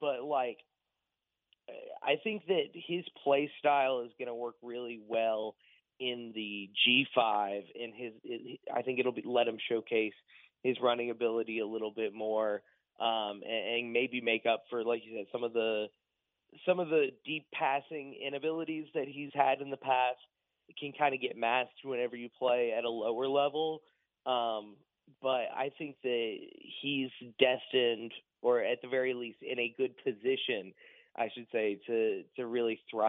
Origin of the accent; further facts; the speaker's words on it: Baton Rouge, Louisiana, United States; moved away; I am from Baton Rouge, Louisiana. We don't have ice, but like 2 days of the year